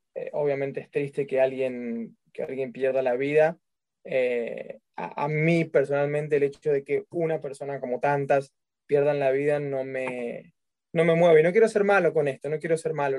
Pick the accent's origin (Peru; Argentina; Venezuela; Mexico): Argentina; porque soy argentino